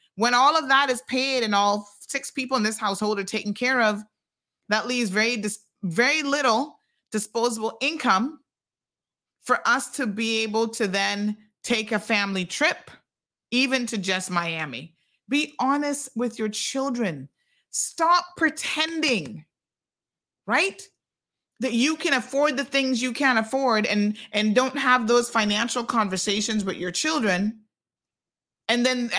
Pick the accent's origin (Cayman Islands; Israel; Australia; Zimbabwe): Cayman Islands; now in United States; I'm from Cayman, but I've been here in the States. I'm hustling.